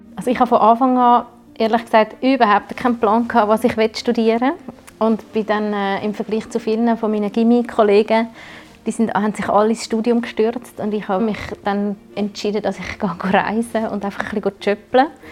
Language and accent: German; Switzerland; bei uns in der Schweiz